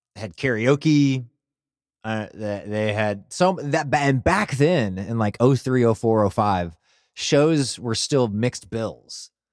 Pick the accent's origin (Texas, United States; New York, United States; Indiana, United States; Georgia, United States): Texas, United States; Burleson; growing up in Burleson